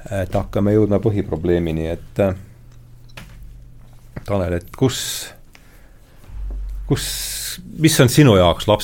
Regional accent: Rakvere, Lääne-Viru County, Estonia; now in Tallinn, Estonia; ma olen Rakverest

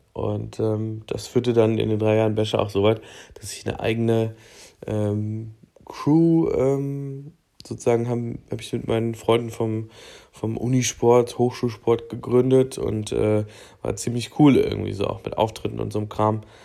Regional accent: Thuringia, Germany; Ich komme aus äh, Thüringen, wer hätte es gedacht, ähm, und bin aufgewachsen in einem äh, kleinen Örtchen in einer Kleinstadt an der Grenze zu Bayern.

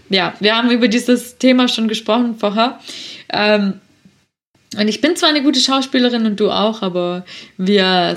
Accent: Swabia, Baden-Württemberg, Germany; accent: Swabian; bin ich eine stolze Schwäbin und ich komme auch schwätzen

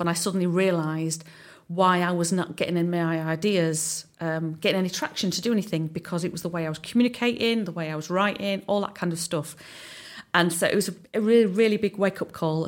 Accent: Southside villages, England, United Kingdom; also born or lived in Hull; I'm actually from Southside, from the, um, the villages

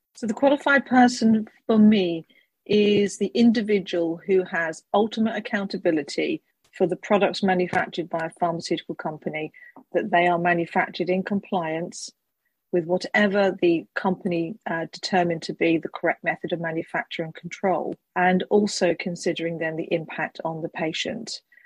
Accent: United Kingdom; being a Brit

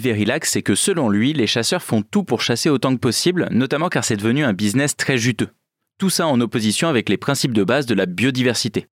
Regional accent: Creuse, Nouvelle-Aquitaine, France; moved away; moi je viens de la Creuse, donc euh, territoire très rural

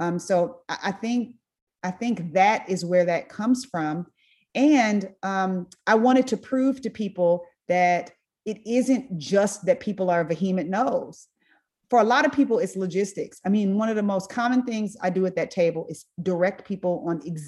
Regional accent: Inglewood, California, United States; I went to Meharry, I went to Tuskegee, I'm from Inglewood

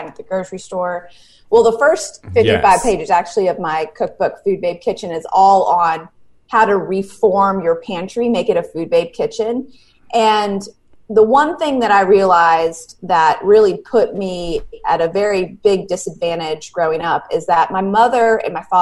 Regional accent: Charlotte, North Carolina, United States; I grew up in Charlotte, North Carolina, still live here

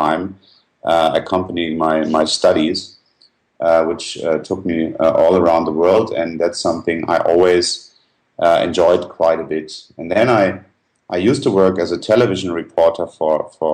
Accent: Germany; moved away as an adult; also born or lived in United States / Switzerland / Italy / Brazil; I'm originally from Germany

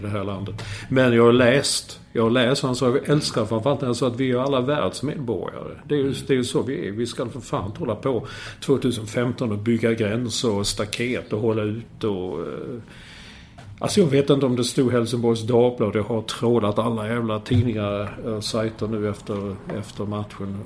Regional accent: Sweden; moved away; som svensk, sitta, som utlandssvensk

